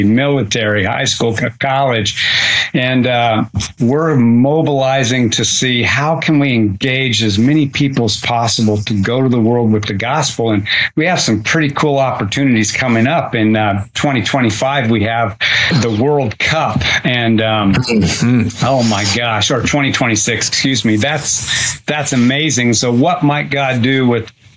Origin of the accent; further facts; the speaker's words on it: Utah, United States; I wasn't raised in a Christian home. And I'm from Utah. We were in a community where we were the kind of the anti-religious family.